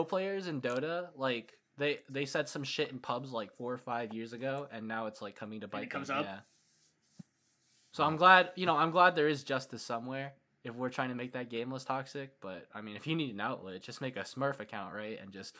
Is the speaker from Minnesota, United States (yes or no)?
yes; Minnesota, United States; born there; now in Washington, United States; I was born in Minnesota and I came over to Washington.